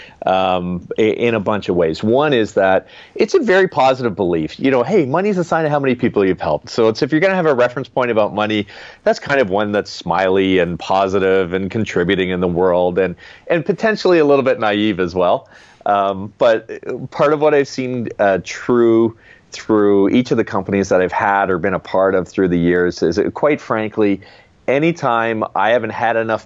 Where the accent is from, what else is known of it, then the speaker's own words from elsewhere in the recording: Canada; I'm Canadian, and when I was growing up, literally half our floor was made of dirt